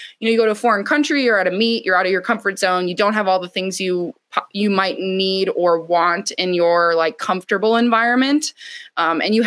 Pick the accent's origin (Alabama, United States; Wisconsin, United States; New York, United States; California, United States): Wisconsin, United States; I'm from Wisconsin